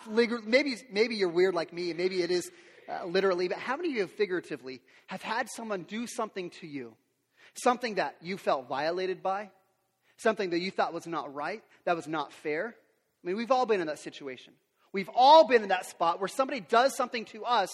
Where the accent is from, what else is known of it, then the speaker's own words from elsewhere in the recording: Yakima, Washington, United States; I grew up here in Yakima